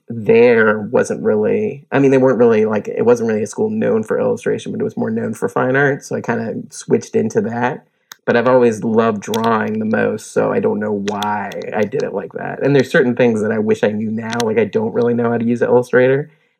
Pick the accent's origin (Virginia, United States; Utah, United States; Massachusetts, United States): Virginia, United States; My dad is in the military, so I grew up in Virginia, and we moved around a bit when I was younger